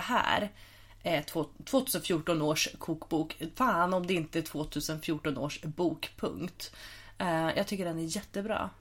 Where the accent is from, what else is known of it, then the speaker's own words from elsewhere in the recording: Huddinge, Stockholm County, Sweden; jag är uppvuxen i Huddinge